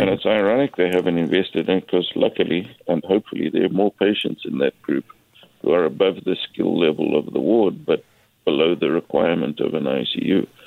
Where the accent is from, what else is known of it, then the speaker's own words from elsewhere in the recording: South Africa; now in Nanaimo, Canada; As you can hear from my accent, I'm originally from South Africa